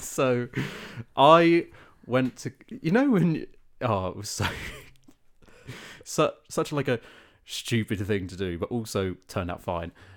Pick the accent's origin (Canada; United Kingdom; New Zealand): United Kingdom; South of England; we're both from the South